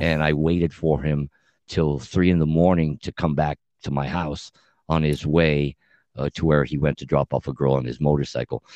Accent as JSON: {"language": "English", "town": "Montebello", "region": "California", "country": "United States", "tie": "born or raised there", "said": "my homeboys that I grew up with in Montebello High School"}